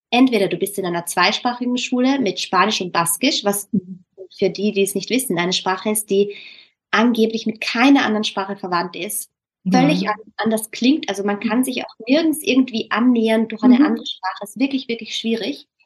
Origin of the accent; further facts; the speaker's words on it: Austria; ich mich so ertappt, dass ich halt immer mein österreichisches Deutsch anpasse, ja. weil man irgendwie auch als Österreicher vielleicht die Erfahrung gemacht hat